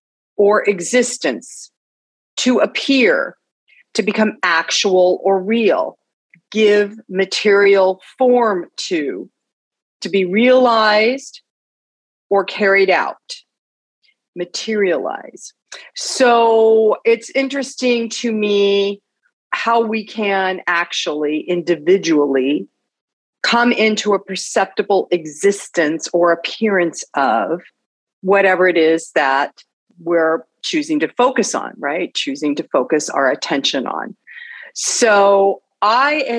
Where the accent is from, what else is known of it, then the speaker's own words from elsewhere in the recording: Los Angeles, California, United States; I was raised up in the San Fernando Valley in Northridge